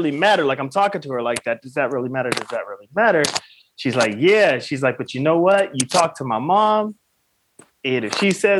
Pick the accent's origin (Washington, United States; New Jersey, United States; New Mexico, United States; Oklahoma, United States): Oklahoma, United States; I grew up in Oklahoma